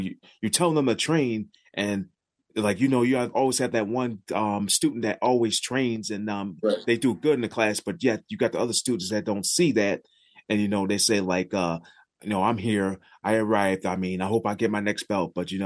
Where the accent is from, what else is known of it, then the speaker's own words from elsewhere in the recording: Buffalo, New York, United States; it was always hosted at my hometown, like, around my hometown area, mostly in Buffalo